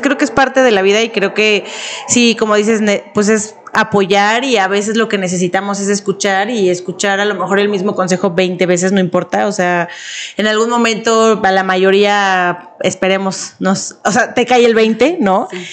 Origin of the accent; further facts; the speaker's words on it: Mexico; como mexicana luego yo lo veía